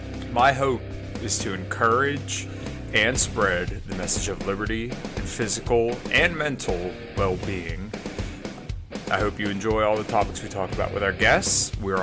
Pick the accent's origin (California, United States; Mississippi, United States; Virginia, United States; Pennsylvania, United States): Pennsylvania, United States; We're both from Pennsylvania. We're both mechanics.